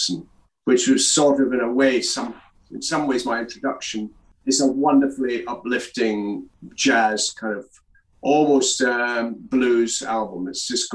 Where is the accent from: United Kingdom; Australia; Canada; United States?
United Kingdom; Crieff, Scotland; also born or lived in Glasgow; now in London, United Kingdom; my hometown of Crieff